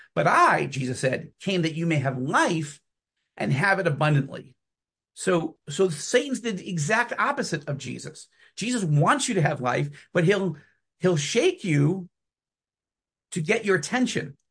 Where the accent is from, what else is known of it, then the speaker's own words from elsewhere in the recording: New York, United States; moved away as an adult; now in Jerusalem, Israel; I was born and raised in New York.